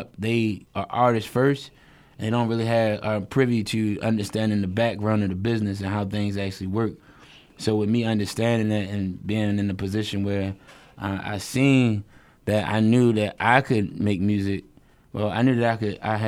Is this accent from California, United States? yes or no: no; Baltimore, Maryland, United States; I'm from West Baltimore